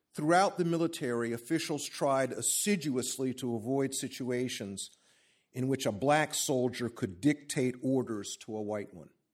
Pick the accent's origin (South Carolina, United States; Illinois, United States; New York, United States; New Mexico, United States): South Carolina, United States; Columbia; I'm a South Carolinian. I was born in Columbia, South Carolina